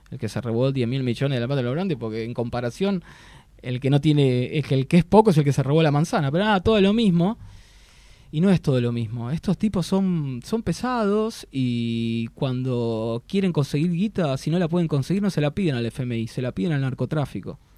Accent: Argentina; Como argentino

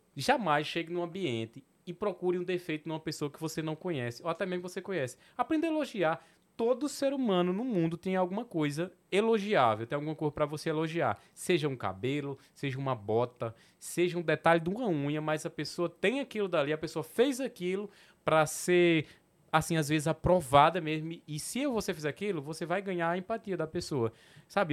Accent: Petrolina, Pernambuco, Brazil; accent: Petrolina / Sertão, São Francisco Valley (Nordestino); Meu sotaque é o do Porto de Petrolina, do Porto do Sertão ali, do, do, do Vale do São Francisco.

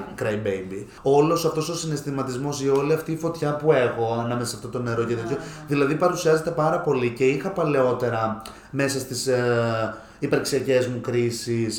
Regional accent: Alexandroupolis, Eastern Macedonia and Thrace, Greece; είμαι από Αλεξανδρούπολη και μένω στην Αλεξανδρούπολη

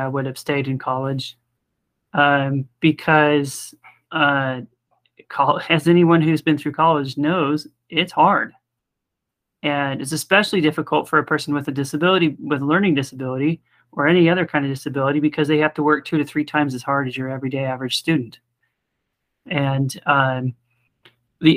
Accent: American Fork, Utah, United States; I'm from American Fork, Utah

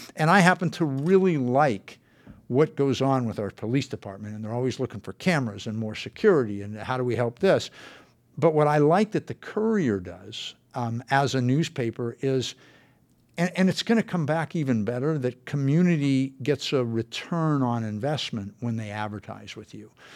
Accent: San Fernando Valley, California, United States; I grew up in the San Fernando Valley

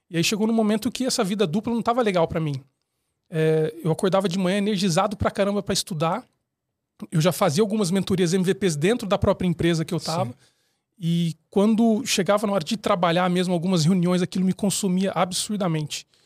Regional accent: São Paulo, Brazil; Eu sou de São Paulo, mas enfim, eu já mudei bastante na minha vida.

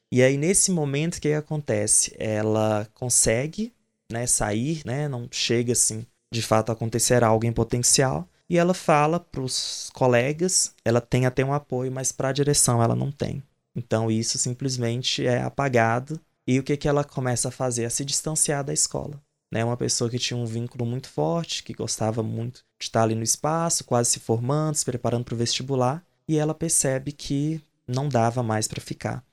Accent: interior of Bahia, Brazil; moved away as an adult; also born or lived in Ouro Preto / Mariana; voltei para Bahia, para o interior, onde eu nasci

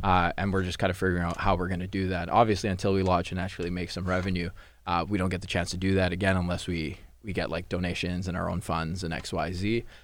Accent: Surrey, British Columbia, Canada; I grew up in Surrey, too

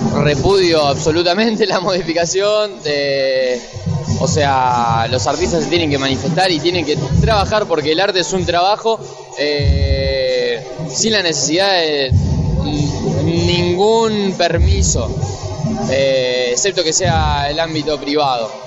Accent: Rosario, Santa Fe, Argentina; now in Buenos Aires, Argentina; Yo soy de Rosario, eh, ahora estoy viviendo acá

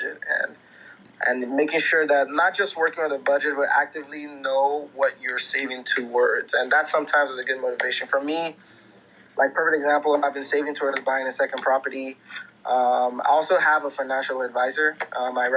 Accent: Nigeria; moved away; a lot of us who identify as Nigerians from, you know, born and raised in Nigeria

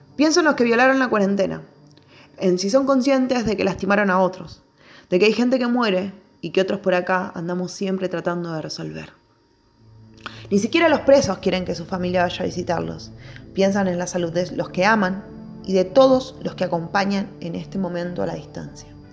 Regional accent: Barrio Sarmiento, Buenos Aires Province, Argentina; nací y me crié en Barrio Sarmiento y actualmente vivo en Barrio Libertador

